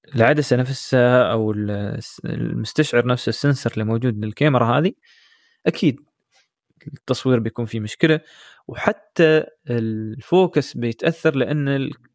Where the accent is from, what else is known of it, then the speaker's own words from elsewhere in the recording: United Arab Emirates; احنا عندنا كثير في الامارات